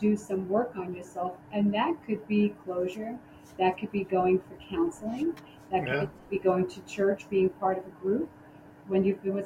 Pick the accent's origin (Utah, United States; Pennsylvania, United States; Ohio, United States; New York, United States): New York, United States; New York City; I'm from the Bronx.